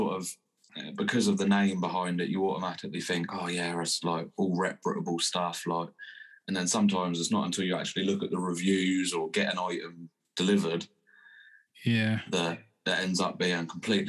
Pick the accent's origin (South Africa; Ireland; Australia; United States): Ireland; also born or lived in England; My dad, I was born in England, but my dad moved to Ireland when I was 2.5.